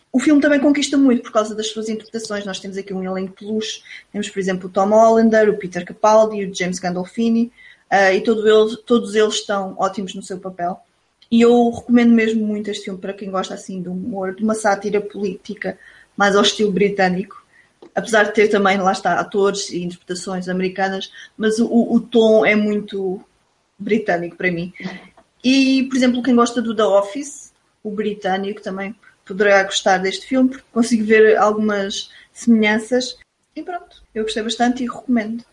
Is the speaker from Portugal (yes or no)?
yes; Portugal; nós somos portugueses